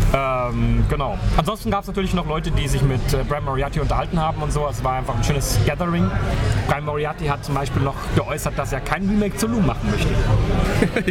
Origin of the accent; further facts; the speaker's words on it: Germany; now in United Kingdom; als, als Deutscher